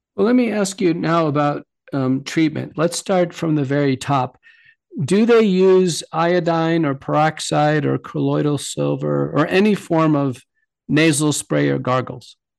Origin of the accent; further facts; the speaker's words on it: United States; as an American